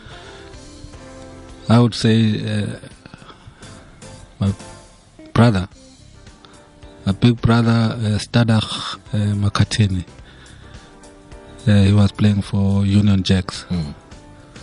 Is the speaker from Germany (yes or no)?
no; Durban, KwaZulu-Natal, South Africa; also born or lived in Swaziland / Hammanskraal / Johannesburg; I was born here in Durban